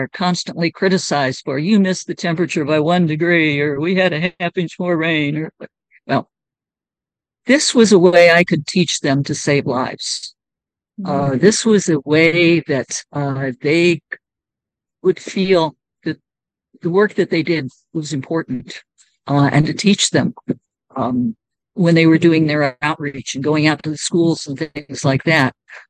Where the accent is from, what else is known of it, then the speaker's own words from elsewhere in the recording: United States; So I had Uganda on my right. I was from the United States. Zambia was on my left.